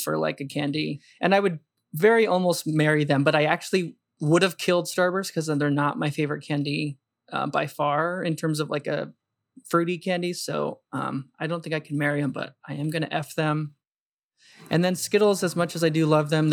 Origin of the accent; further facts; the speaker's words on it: New Mexico, United States; growing up in New Mexico